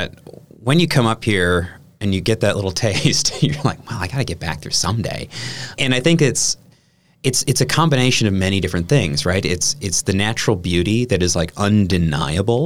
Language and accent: English; Kiel, Wisconsin, United States; I'm originally from Wisconsin. I grew up in Keele, which is, you know, a few miles down Highway 57